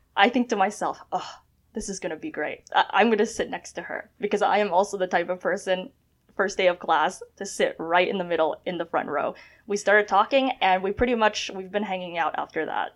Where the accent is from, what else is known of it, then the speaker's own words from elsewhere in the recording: Toronto, Ontario, Canada; also born or lived in China / Scarborough / York Region; I was born in China, and my family, we immigrated to Canada um, very early, 99. Uh, we settled in Scarborough. We um, uh, settled in the Greater Toronto Area, went to school in York Region